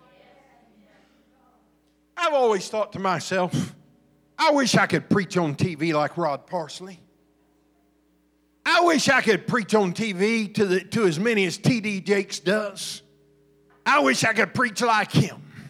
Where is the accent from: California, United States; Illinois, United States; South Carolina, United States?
Illinois, United States; Southern; also born or lived in Alabama / Georgia; I grew up in Southern Illinois around a bunch of farmers and coal miners